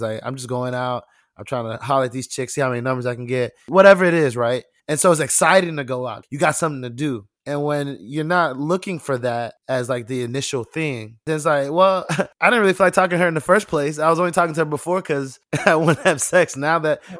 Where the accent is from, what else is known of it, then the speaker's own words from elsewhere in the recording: Nigeria; Me being Nigerian